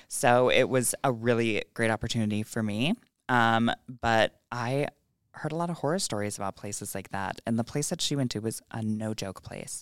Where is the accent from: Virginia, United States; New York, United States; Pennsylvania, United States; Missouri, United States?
New York, United States; Bethlehem; I grew up in Bethlehem